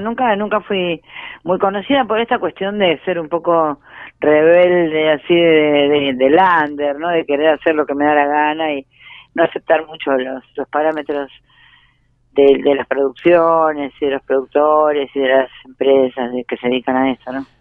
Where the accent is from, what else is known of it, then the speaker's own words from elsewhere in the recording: Ramos Mejía, Buenos Aires Province, Argentina; also born or lived in Floresta, Buenos Aires; me siento de Ramos no porque no me sienta de Floresta, sino porque hice los dos colegios, porque mis amigos, por, el barrio, porque me crié ahí, crecí ahí.